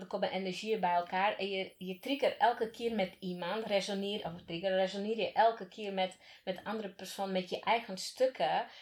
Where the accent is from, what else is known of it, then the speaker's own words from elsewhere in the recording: Slovakia; now in Netherlands; waar ik vandaan kom. En niet, bedoel ik niet uit Slowakije, maar echt waar ik vandaan